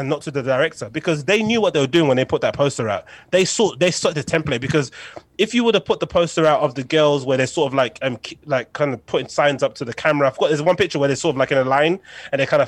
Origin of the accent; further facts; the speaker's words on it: United Kingdom; as a Brit